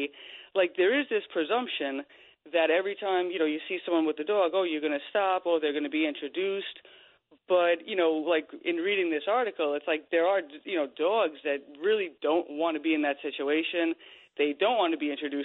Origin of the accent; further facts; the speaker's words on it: Bohemia, New York, United States; when we were growing up in Long Island and I was a kid